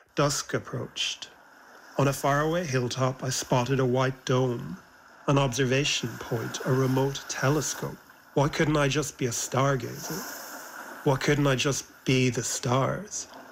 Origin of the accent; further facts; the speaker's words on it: Ireland; growing up in Ireland never felt like he fit